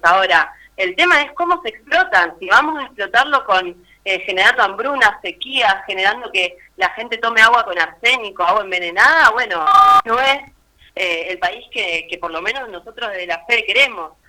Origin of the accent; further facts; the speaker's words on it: Argentina; generaciones y generaciones de argentinos y latinoamericanos